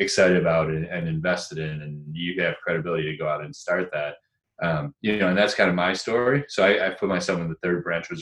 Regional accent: Rochester, New York, United States; moved away as an adult; also born or lived in Ann Arbor, Michigan / Boston; Moved to Rochester, New York, which is where I'm back at now

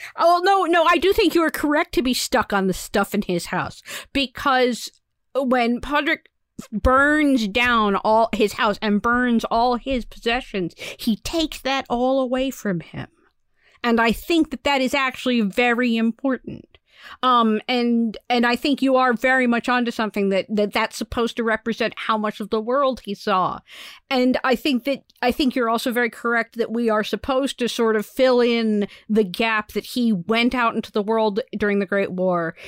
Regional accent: United States; as an American

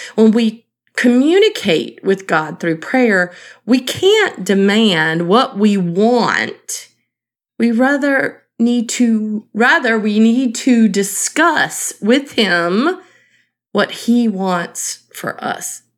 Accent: Eastern North Carolina, United States; Growing up in Eastern North Carolina

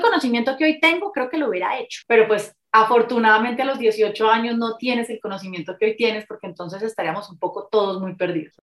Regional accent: Cali, Valle del Cauca, Colombia; moved away as an adult; also born or lived in Bogotá; now in Medellín, Colombia; soy caleña, nací en Cali, viví en Cali hasta los veintipico de años, de ahí me fui para Bogotá y ahora llevo nueve años viviendo en esta hermosa ciudad de Medellín

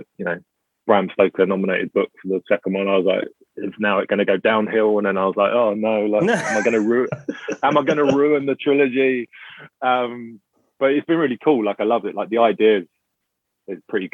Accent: England, United Kingdom; also born or lived in Bristol; I'm English.

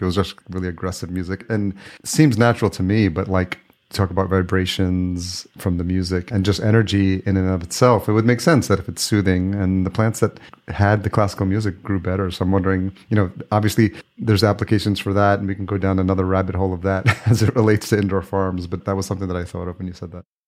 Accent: Yonkers, New York, United States; now in Minneapolis, United States; I grew up in New York. I grew up just outside in Yonkers. I live in Minneapolis now

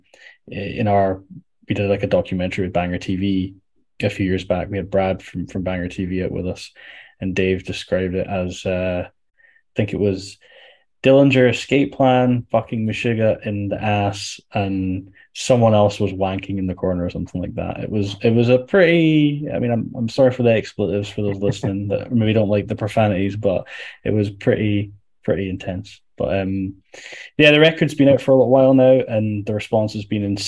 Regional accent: Edinburgh, Scotland, United Kingdom; I'm from Edinburgh. I live in Edinburgh in Scotland

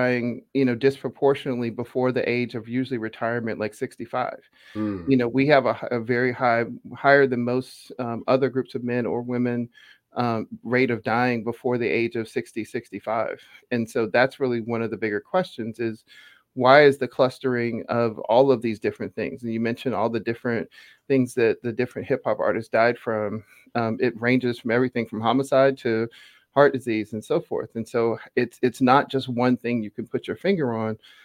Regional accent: Atlanta, Georgia, United States; moved away; I grew up in Atlanta

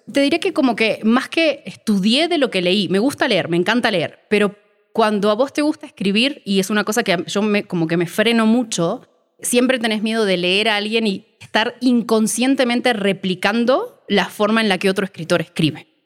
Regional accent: Uruguay; moved away as an adult; now in Mexico; Soy uruguaya, nací en Uruguay hace 36 años ya

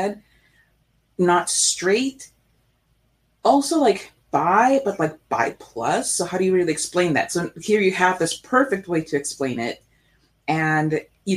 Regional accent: South Florida, United States; I am from South Florida

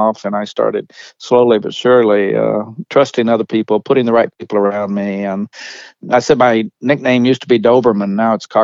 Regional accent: Oklahoma, United States; I grew up in Oklahoma in the 40s and 50s

